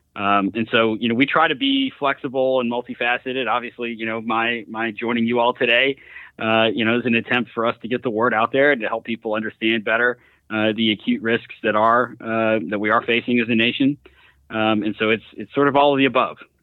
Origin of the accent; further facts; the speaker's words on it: Louisiana, United States; my home state of Louisiana